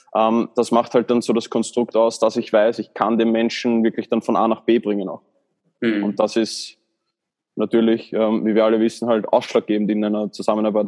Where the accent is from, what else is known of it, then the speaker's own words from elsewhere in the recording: Baden, Lower Austria, Austria; ich komme aus Baden in Österreich